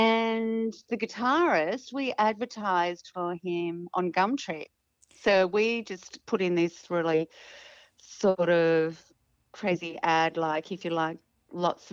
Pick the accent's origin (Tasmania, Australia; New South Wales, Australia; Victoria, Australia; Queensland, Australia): Tasmania, Australia; moved away as an adult; now in Sydney, Australia; I'm from Tasmania, and we used to we had a residency at the Tamahir Hotel in Devonport every Friday night